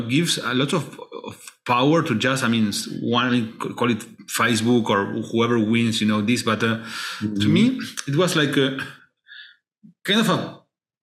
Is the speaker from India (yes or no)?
no; Argentina; I am from Argentina